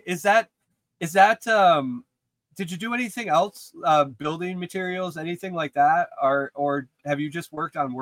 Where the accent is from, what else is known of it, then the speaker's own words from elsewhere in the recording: Western New York, United States; moved away as an adult; also born or lived in Buffalo, New York; I grew up in Western New York, went to school in Buffalo